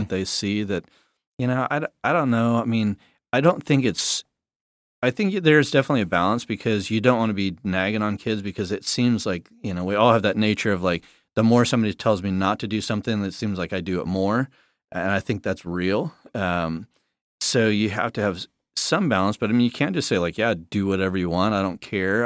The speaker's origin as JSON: {"language": "English", "region": "Southern California", "country": "United States", "tie": "born or raised there", "said": "growing up in South Dako, uh, Southern California, but we always went to South Dakota for like two months"}